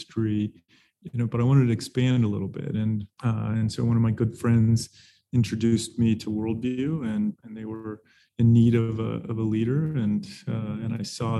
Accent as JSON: {"language": "English", "region": "Arizona", "country": "United States", "tie": "born or raised there", "also_born_or_lived": "Pacific Northwest", "moved": "yes", "lives_now": "Tucson, United States", "said": "I'm born and raised in Arizona"}